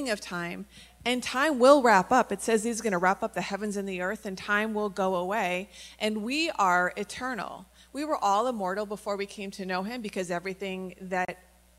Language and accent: English; United States; I'm from the United States